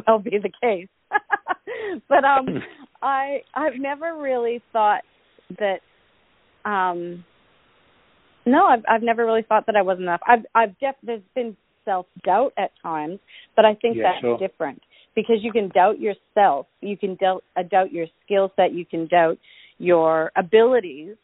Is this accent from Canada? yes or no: yes; Canada; I am Canadian, and I was born in February